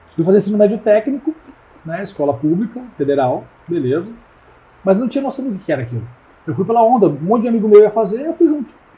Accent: Curitiba, Paraná, Brazil; Nasci em Curitiba, sou curitibano desde sempre

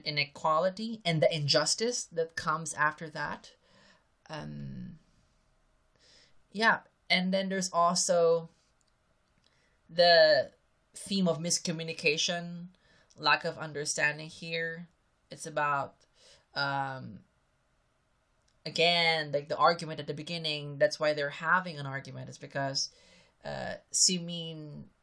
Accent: Philippines; I'm Filipino

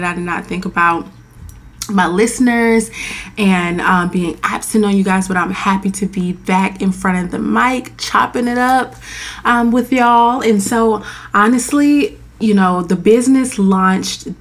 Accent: Florida, United States; moved away as an adult; now in Washington, DC, United States; I'm from Florida

